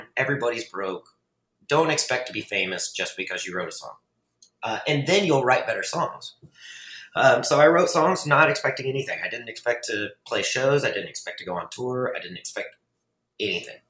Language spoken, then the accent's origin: English; Fort Worth, Texas, United States; in Fort Worth, which is my hometown